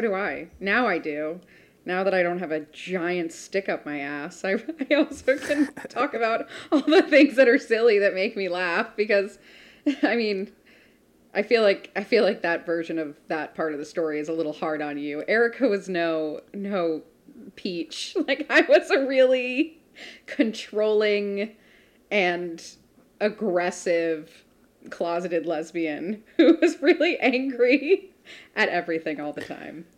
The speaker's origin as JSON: {"language": "English", "country": "United States"}